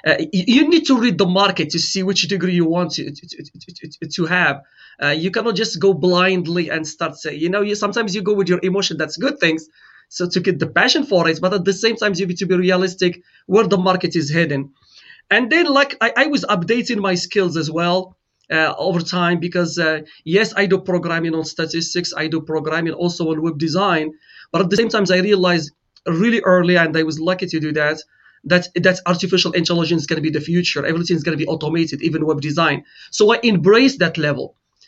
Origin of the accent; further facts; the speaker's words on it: Morocco; now in St. Louis, United States; I am originally from Morocco.